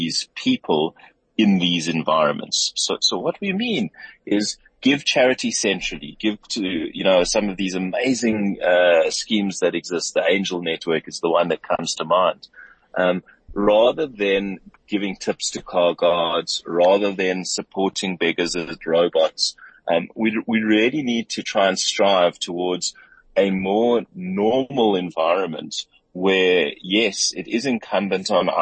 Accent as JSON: {"language": "English", "country": "South Africa", "said": "I love South Africa. I love being South African"}